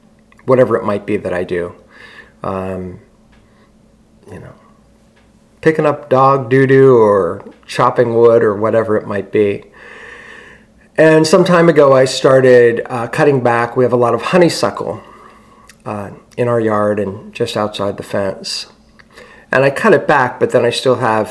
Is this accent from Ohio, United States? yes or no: yes; Struthers, Ohio, United States; also born or lived in Youngstown, Ohio; I was born in Youngstown, Ohio. I grew up in a suburb of Youngstown, Struthers, Ohio